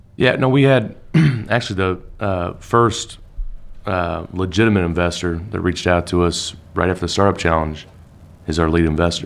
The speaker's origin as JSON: {"language": "English", "town": "Salt Lake City", "region": "Utah", "country": "United States", "tie": "born or raised there", "moved": "as an adult", "lives_now": "Indiana, United States", "said": "I was born in Salt Lake"}